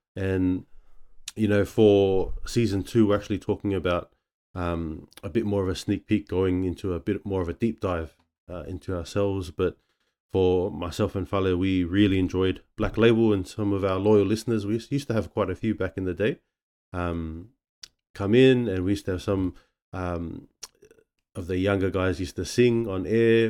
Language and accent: English; Sydney, New South Wales, Australia; also born or lived in Manly, Sydney; we're born in, uh, the Manly area, but then we shifted out to the West, and, um, that's where, uh, you know, we grew up, um, growing up around the Blacktown area